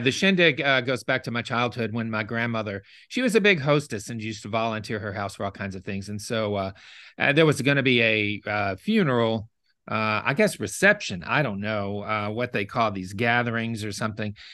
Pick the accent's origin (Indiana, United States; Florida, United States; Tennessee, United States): Tennessee, United States; Memphis; also born or lived in Osceola, Arkansas; now in New Orleans, United States; I grew up in, um, Memphis, Tennessee